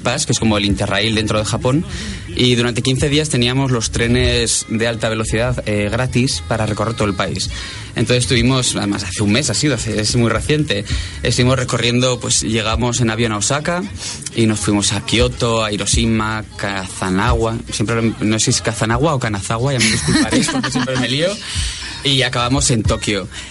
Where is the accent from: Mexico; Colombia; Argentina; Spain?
Spain; Pamplona, Navarre; yo por ejemplo soy de Pamplona